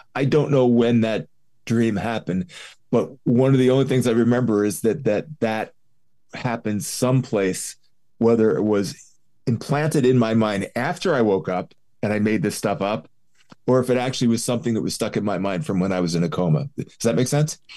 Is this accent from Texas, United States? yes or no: no; Philadelphia, Pennsylvania, United States; I grew up in Philly